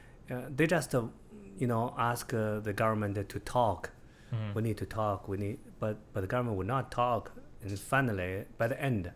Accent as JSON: {"language": "English", "country": "China", "tie": "born or raised there", "also_born_or_lived": "Beijing, China", "second_language": "English", "moved": "as an adult", "lives_now": "United States", "said": "I was from a countryside. You know, it's like 70 miles from Beijing. It's a, to me, it's the poorest country village."}